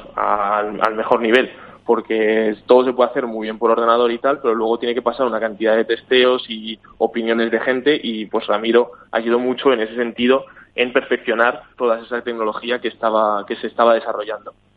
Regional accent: Spain; now in Sweden; yo soy de España

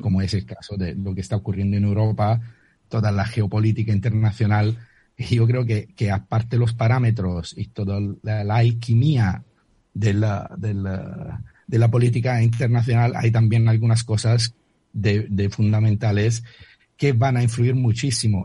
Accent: Italy; accent: Italian; Spanish is a second language; moved away; mi acento lo lo declara eh, de manera muy, muy firme, soy italiano.

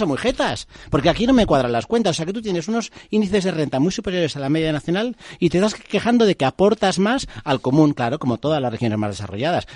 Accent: Basque Country, Spain

